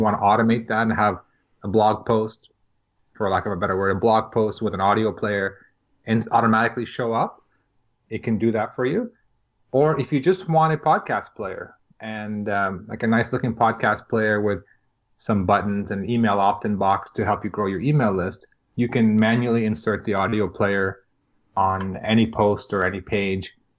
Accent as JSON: {"language": "English", "town": "Toronto", "region": "Ontario", "country": "Canada", "said": "I am from Toronto, just outside of Toronto, Canada."}